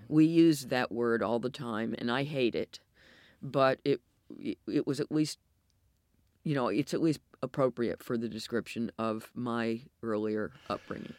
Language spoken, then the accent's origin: English; United States; accent: American; moved away as an adult; also born or lived in Belfast; now in United Kingdom; my American accent